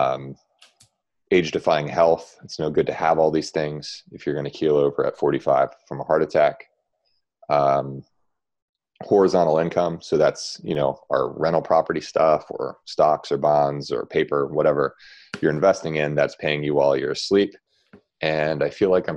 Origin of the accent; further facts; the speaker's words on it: Baltimore, Maryland, United States; I'm from Baltimore